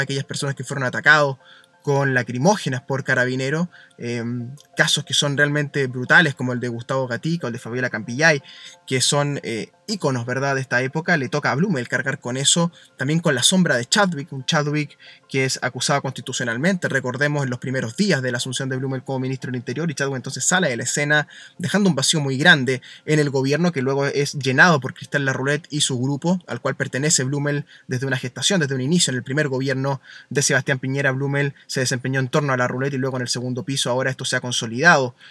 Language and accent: Spanish; Chile